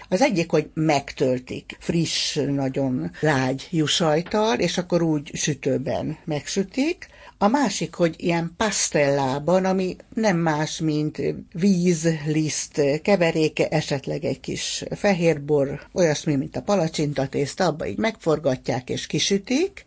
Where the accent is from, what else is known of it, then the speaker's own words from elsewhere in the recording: Hungary; a 70-es, 80-as évek Magyarországában nőttünk föl